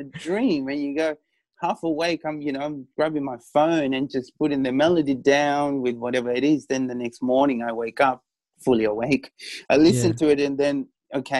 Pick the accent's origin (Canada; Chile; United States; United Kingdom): Chile; I was born in South America, in Chile, Pacific, Latin music is something that runs within me